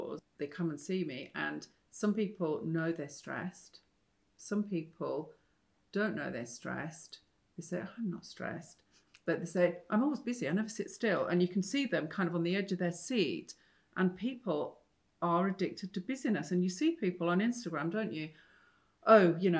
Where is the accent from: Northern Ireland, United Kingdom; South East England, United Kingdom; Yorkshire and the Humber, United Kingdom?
Yorkshire and the Humber, United Kingdom; I'm from Yorkshire